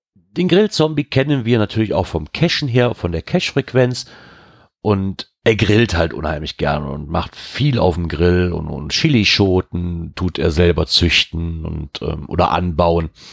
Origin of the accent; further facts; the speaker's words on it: Germany; ich als Deutscher